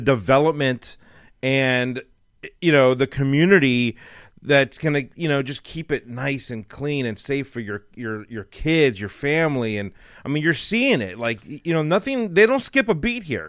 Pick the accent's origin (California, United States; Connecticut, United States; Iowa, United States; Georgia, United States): California, United States; Los Angeles; moved away as an adult; now in Texas, United States; I lived in L A my whole life.